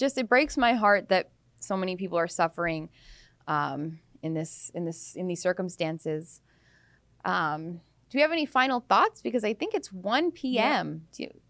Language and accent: English; Abbotsford, British Columbia, Canada; I'm from Abbotsford, British Columbia, and to buy a house there in like the lower mainland, it's not nothing special. It's not on the Sunshine Coast. Like, I mean, it's a sweet little town